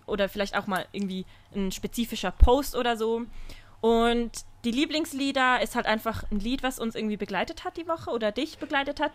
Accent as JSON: {"language": "German", "country": "Switzerland", "said": "Bei uns in der Schweiz"}